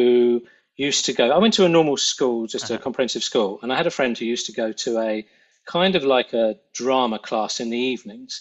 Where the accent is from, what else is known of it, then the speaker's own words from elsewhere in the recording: London, United Kingdom; accent: North London; I was pretty much from North London